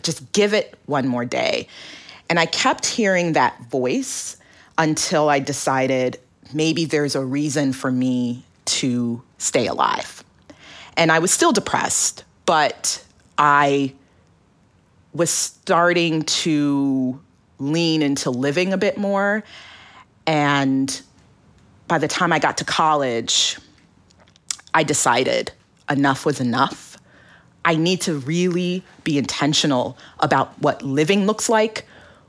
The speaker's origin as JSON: {"language": "English", "region": "Alaska", "country": "United States", "tie": "born or raised there"}